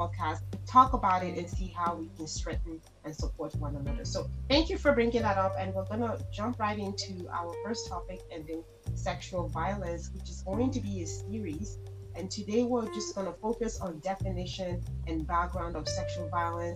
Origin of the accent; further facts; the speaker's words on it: Nigeria; being a Nigerian woman myself